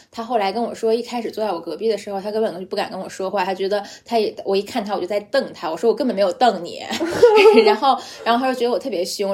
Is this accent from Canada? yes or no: no; Beijing, China; accent: Beijing accent (京腔), light; moved away; 因为我是个北京人